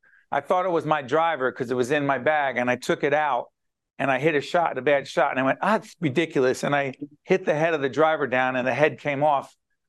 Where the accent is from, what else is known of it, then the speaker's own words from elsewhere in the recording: Newark, New Jersey, United States; in Newark, my hometown